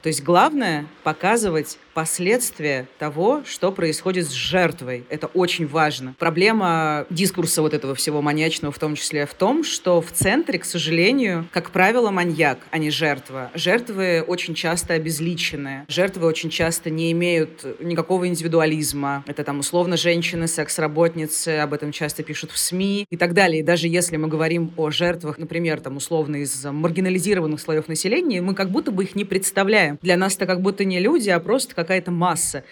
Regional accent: Rostov-on-Don, Rostov Oblast, Russia; Я сама из Ростова-на-Дону

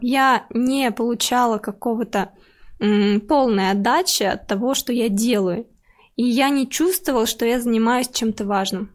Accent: Tambov Oblast, Russia; moved away; я из Тамбовской области, и я действительно училась там в деревне

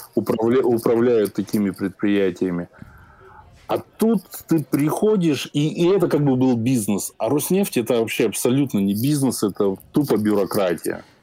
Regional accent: Minsk, Belarus; я сам из Минска, Э, родители из Минска

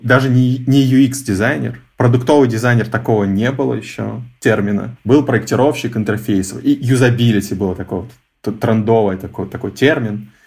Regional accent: Novosibirsk, Novosibirsk Oblast, Russia; moved away; я из Новосибирска.

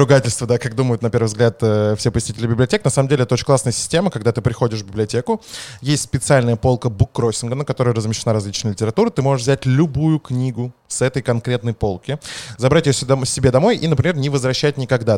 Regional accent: Moscow, Russia; accent: Leningrad phonetic school; я как будто бы москвич. На самом деле я москвич

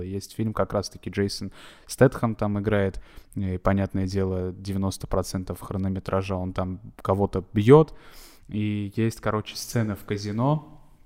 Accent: Armenia; я просто как армянин говорю

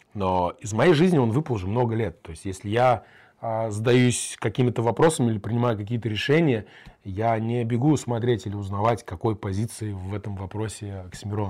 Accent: Kazakhstan; also born or lived in Germany; now in Moscow, Russia; я вообще там еврей из Казахстана, живу в Германии

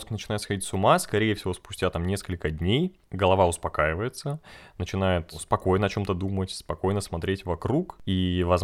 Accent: Republic of Karelia, Russia; я из Карелии, э, ага. тысячный раз уже говорю, но э, я думал, что у нас много комаров.

